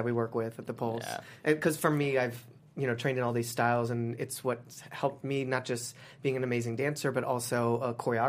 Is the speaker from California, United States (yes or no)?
yes; San Diego, California, United States; I grew up in San Diego, California